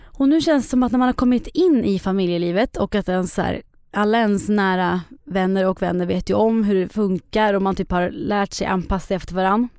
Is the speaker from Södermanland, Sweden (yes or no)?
yes; Eskilstuna, Södermanland, Sweden; Ja, jag är ju från Eskilstuna.